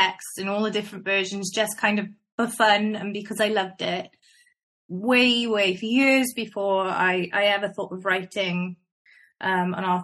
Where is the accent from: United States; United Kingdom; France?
United Kingdom; Welsh, Wales; I'm Welsh